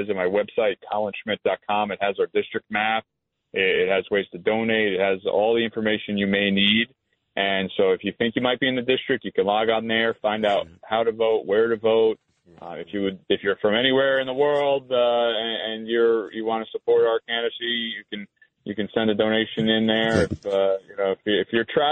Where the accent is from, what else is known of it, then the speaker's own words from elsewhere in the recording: Montgomery, New York, United States; a little tiny county airport in Montgomery, New York, my hometown